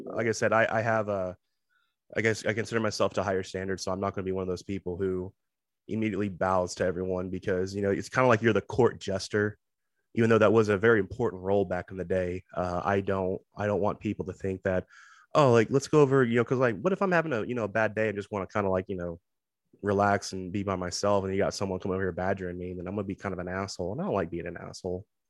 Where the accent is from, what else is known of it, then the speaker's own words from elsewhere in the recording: Texas, United States; someone who is born and raised in Texas